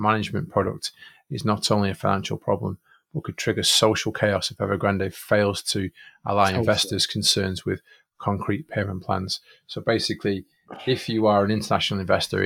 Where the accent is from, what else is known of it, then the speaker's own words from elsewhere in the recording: Manchester, North West England, United Kingdom; I'm from Manchester.